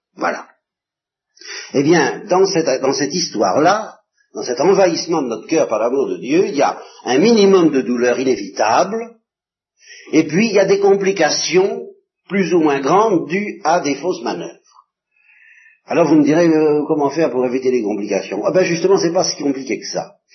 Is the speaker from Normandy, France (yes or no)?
yes; Normandy, France; je suis normand